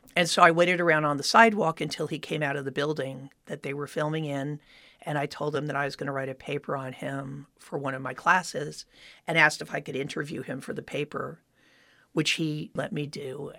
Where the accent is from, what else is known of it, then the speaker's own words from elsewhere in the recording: Miami Beach, Florida, United States; moved away as an adult; now in Los Angeles, United States; I grew up in Miami Beach, Florida, where at that time there was very little show business